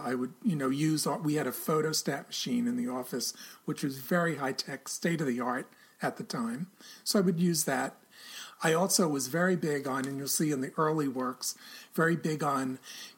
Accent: New York City, New York, United States; I'm a native New Yorker

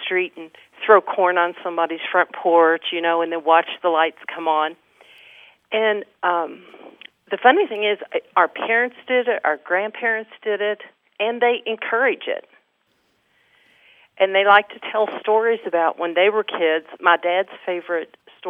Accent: Augusta, Kentucky, United States; now in Lexington, United States; in my little hometown in northern Kentucky

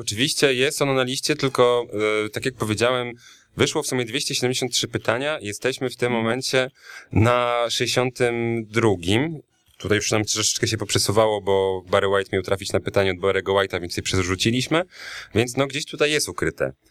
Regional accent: Białystok, Podlaskie Voivodeship, Poland; moved away as an adult; also born or lived in Ełk; jak najbardziej pochodzę z Białego Stoku, mimo że urodziłem się w Ełku. E, s- tam mieszkałem przez dziewiętnaście lat swojego życia, więc nie da się wyprzeć tego, tej podlaskości ze mnie

